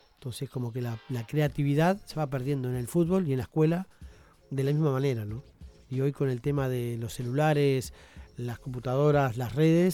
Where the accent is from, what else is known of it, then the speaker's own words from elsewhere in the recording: Uruguay; como uruguayos